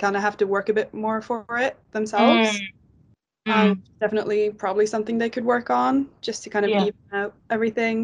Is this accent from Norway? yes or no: yes; Norway; English is a second language; moved away as an adult; now in Winchester, United Kingdom; I'm from Norway